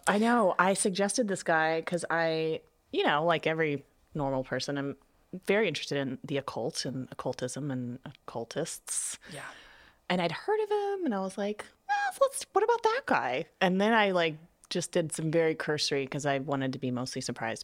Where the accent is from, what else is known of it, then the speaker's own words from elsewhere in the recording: Texas, United States; I'm from Texas